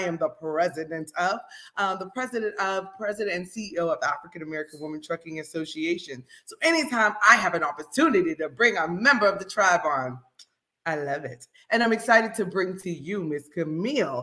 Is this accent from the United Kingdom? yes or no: no; Jamaica; I'm Jamaican, so anything to give a reason to speak a little patois